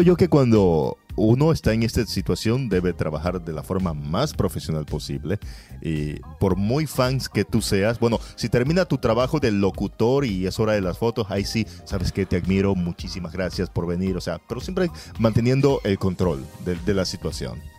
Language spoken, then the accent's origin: Spanish; Guayaquil, Guayas, Ecuador; also born or lived in Naranjal, Ecuador; yo soy guayaquileño, pero viví cuatro años allá